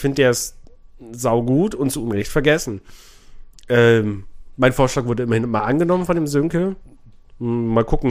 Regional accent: Memmingen, Bavaria, Germany; meine Heimat, nee, Memmingen

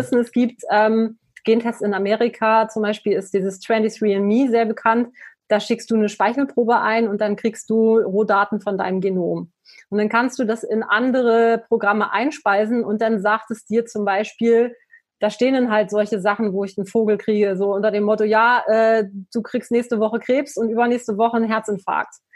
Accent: the North, Northern Germany, Germany; ich komme aus dem Norden. Ich bin mit Fisch groß geworden.

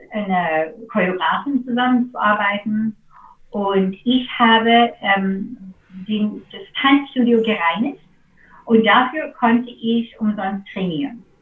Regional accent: United States; German is a second language; also das ist einfach so als Amerikaner oder, oder für

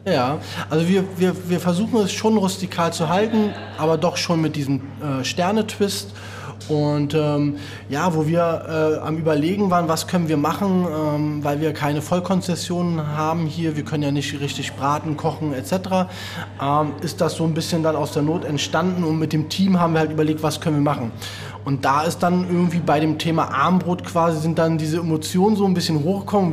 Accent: Berlin, Germany; ich komme aus Reinickendorf, hm? Reinickendorf-Wedding.

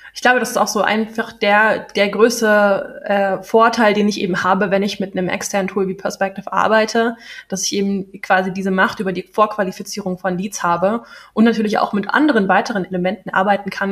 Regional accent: Berlin, Germany; moved away; ich bin in Berlin geboren, ich komme aus Berlin

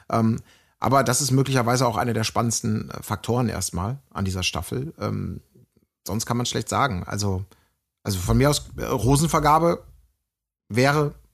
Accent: Germany; ich komme ja aus Deutschland.

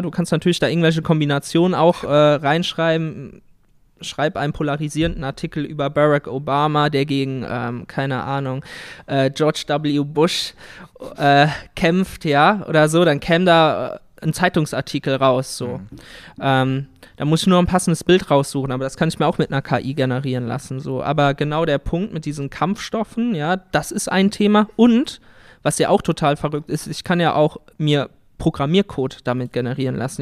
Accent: Siegerland, North Rhine-Westphalia, Germany; wir kommen ja aus dem Siegerland

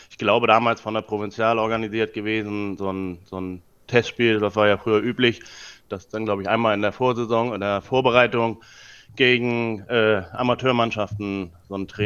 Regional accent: Preetz, Schleswig-Holstein, Germany; now in Kiel, Germany; Ich komme aus dem Norden und ähm, ja, wohne eigentlich einer, oder ich komme aus der Kleinstadt Preetz, die ist äh, 20 Kilometer von Kiel entfernt, aber wohne jetzt inzwischen schon seit ja, 15 Jahren hier in Kiel.

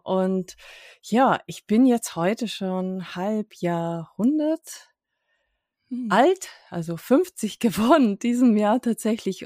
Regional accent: Hungary; moved away; ich komme ursprünglich aus Ungarn

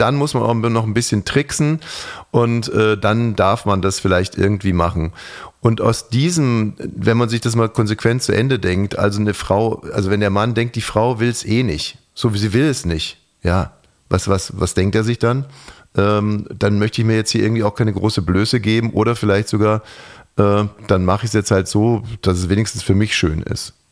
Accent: Bavaria, Germany; also ich komme aus Bayern

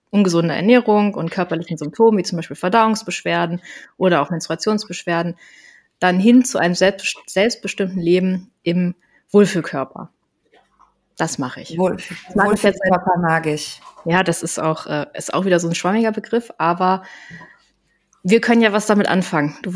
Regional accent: Koblenz, Rhineland-Palatinate, Germany; ich bin 35 Jahre, ich komme aus Koblenz

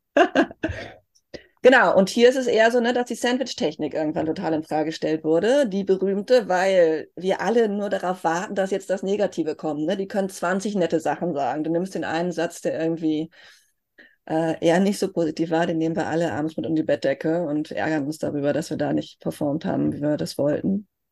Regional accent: Germany; Wenn mich jemand fragt, wo kommst du her, sage ich, Deutsche

